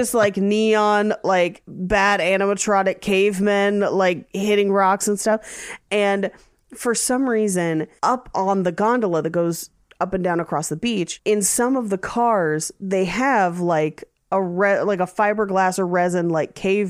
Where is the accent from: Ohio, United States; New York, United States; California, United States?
California, United States; So growing up in the Bay Area, when we would go to Santa Cruz, there's a lift that goes just back and forth across the beach.